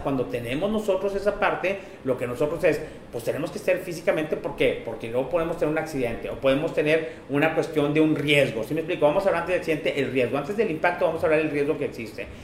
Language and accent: Spanish; Mexico; de dónde venimos en la parte de México